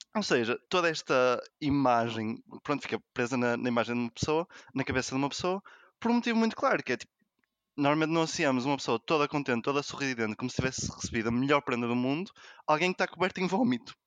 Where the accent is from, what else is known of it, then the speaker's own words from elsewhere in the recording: Porto, Norte, Portugal; also born or lived in England; antes de sair do Porto, de onde eu moro, de onde eu sou, de onde sempre fui e da melhor cidade do país